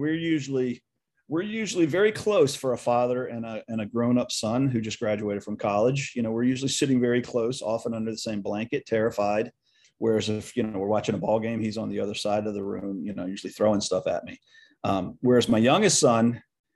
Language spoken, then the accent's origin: English; Edgewood, United States; moved away; I no longer live there, but I'll always consider Edgewood my hometown